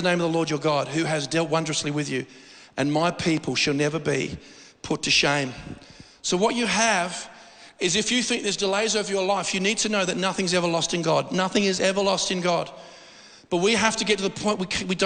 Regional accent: Australia; I'm as Australian as anybody

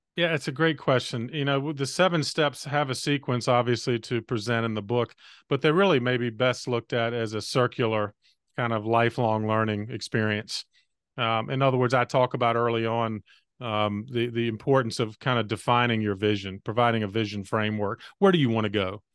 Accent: North Carolina, United States; came back to my home state of North Carolina

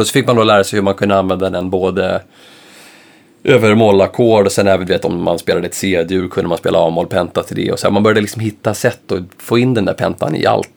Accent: Stockholm, Stockholm County, Sweden; jag kom från Enskede då som var en förhållandevis liten förort där man inte var så mycket utanför liksom, sin förort

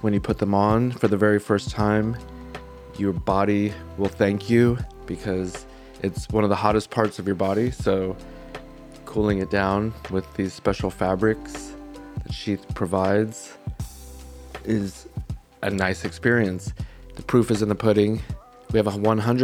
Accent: Southern California, United States; I grew up in Southern California

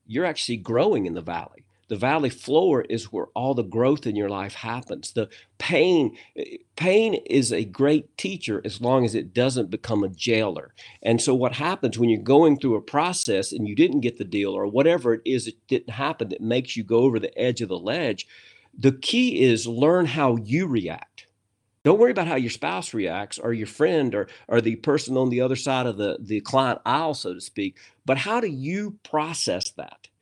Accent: United States; I'm from America

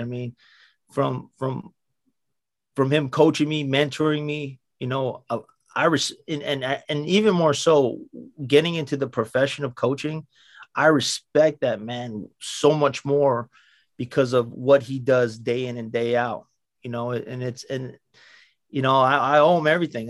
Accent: Waipio Gentry, Hawaii, United States; I was born in Waipio Gentry, uh, raised in Waipio Gentry, born in the same hospitals with everybody, you know, at Kapiolani.

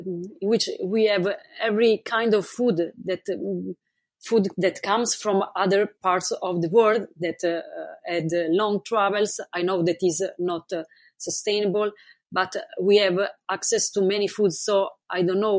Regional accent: Italy; moved away as an adult; I moved from Italy almost 4 years ago. But basically, I spent most of my life in Italy

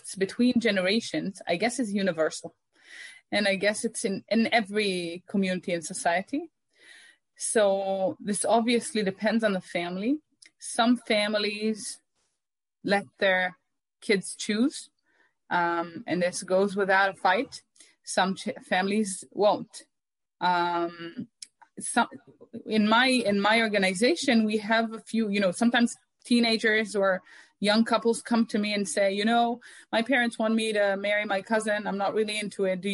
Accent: Omer, Southern District, Israel; I grew up in Omer

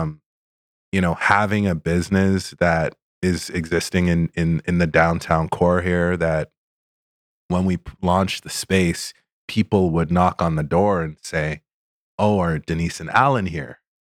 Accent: Toronto area, Ontario, Canada; also born or lived in Sudbury, Ontario; we moved to Toronto area when I was five

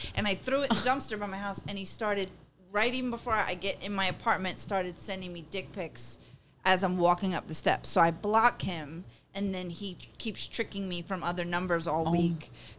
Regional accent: Suffolk County, Long Island, New York, United States; moved away as an adult; I grew up in Suffolk.

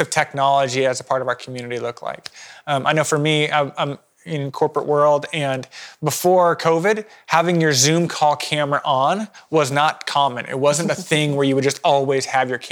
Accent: Eastern Washington, United States; I grew up in Eastern Washington

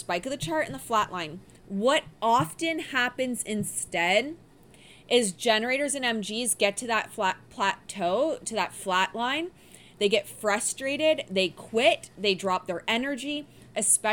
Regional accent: Windsor, Ontario, Canada; also born or lived in Detroit, Michigan, United States; I grew up in Windsor and Detroit Rock City.

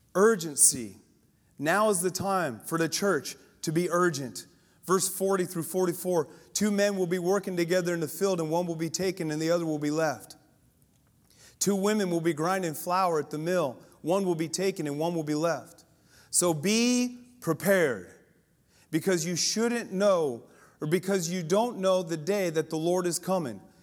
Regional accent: Colorado, United States; I grew up in Colorado

